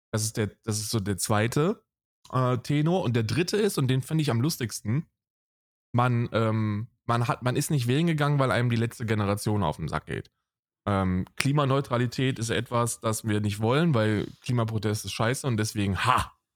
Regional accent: Germany; was uns dann als Deutsche hervorstechen lässt?

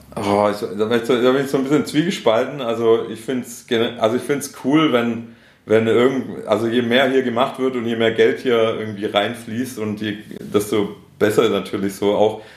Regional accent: Schorndorf, Baden-Württemberg, Germany; accent: Stuttgart Swabian; first language Swedish; moved away as an adult; also born or lived in Stuttgart; now in Ludwigsburg, Germany; ich komme ja ursprünglich aus Schorndorf

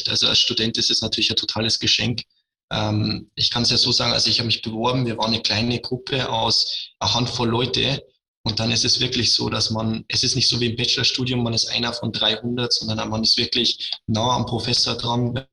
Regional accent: Regensburg, Bavaria, Germany; Ich bin 24 Jahre alt, ich komme aus Regensburg, aus der Umgebung. Ich lebe in Regensburg.

